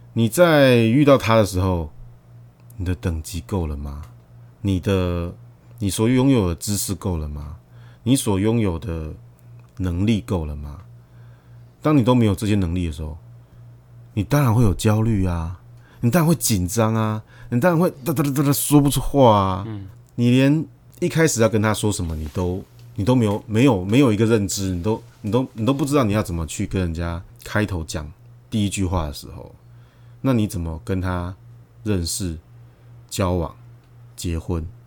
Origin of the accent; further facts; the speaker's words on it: Taiwan; 我们台湾人